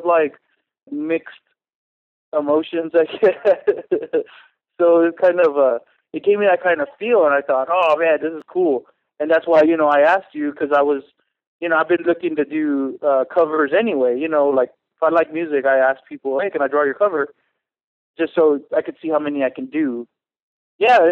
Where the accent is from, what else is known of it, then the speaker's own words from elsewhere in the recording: San Antonio, Texas, United States; moved away as an adult; now in Denver, United States; I'm originally from Texas, San Antonio, Texas